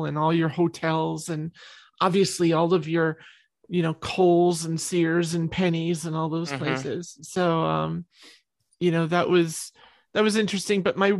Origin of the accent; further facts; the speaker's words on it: New York, United States; I'm a New York girl. I came from New York and I did most of my songwriting in New York.